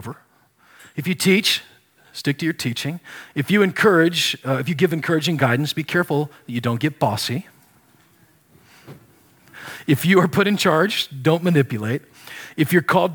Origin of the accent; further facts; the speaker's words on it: Nebraska, United States; I grew up in Nebraska